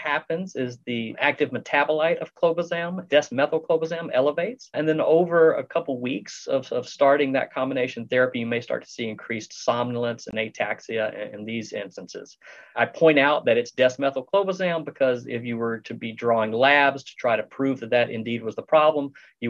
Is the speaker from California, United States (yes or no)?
no; Texas, United States; I'm from Texas